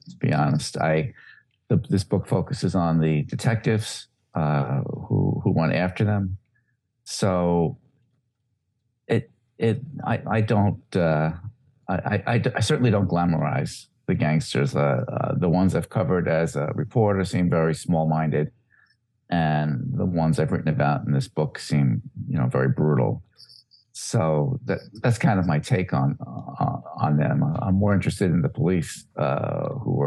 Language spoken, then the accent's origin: English; New York City, New York, United States; I grew up in Brooklyn